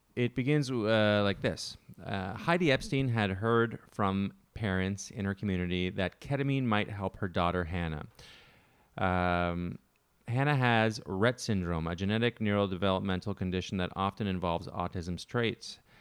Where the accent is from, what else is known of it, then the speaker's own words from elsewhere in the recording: Canada; moved away; Growing up in Canada